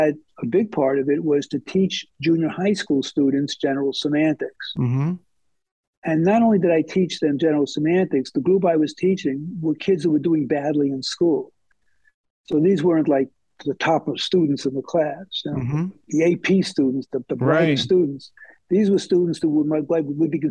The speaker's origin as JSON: {"language": "English", "town": "New York City", "region": "New York", "country": "United States", "tie": "born or raised there", "also_born_or_lived": "Brooklyn, New York", "said": "I grew up in Queens"}